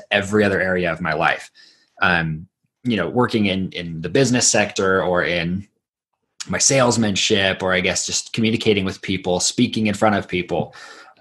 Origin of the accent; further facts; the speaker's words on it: Idaho, United States; also born or lived in Southern Mexico; I grew up in Idaho